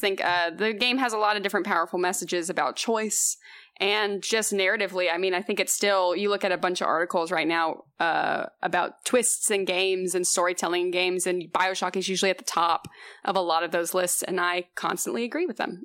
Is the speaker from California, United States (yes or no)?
no; Houston, Texas, United States; moved away as an adult; now in Los Angeles, United States; I'm originally from Houston, Texas